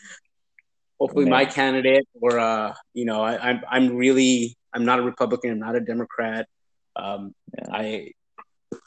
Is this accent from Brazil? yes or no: no; Canada; now in United States; I'm Canadian. And I was born in Canada